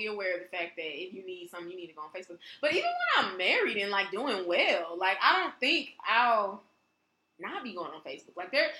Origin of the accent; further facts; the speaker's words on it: St. Charles, Missouri, United States; People from West County, they got that money on their tongue. So I'm from West County. It's just what it is.